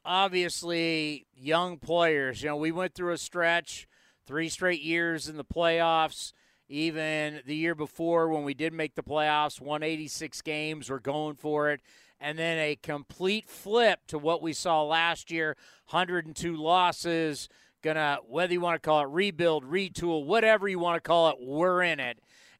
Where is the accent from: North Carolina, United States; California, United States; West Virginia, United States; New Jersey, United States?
California, United States; San Diego; moved away; I'm originally from San Diego